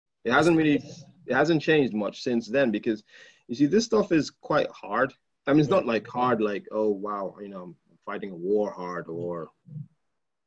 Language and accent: English; Nigeria; I'm a Nigerian guy